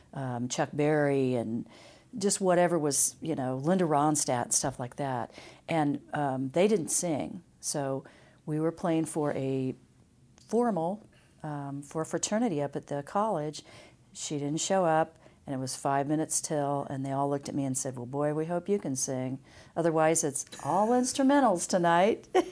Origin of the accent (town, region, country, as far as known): Emporia, Kansas, United States; born or raised there; also born or lived in Topeka